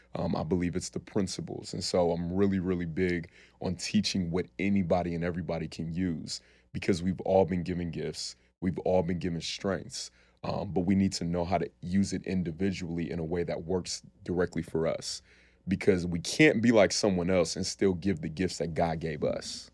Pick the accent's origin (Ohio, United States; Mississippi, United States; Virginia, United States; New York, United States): Ohio, United States; Columbus; also born or lived in Cleveland, Ohio; I grew up in Columbus, Ohio, man. I was born in Cleveland, Ohio, moved to Columbus when I was five. Um, but spent my entire life there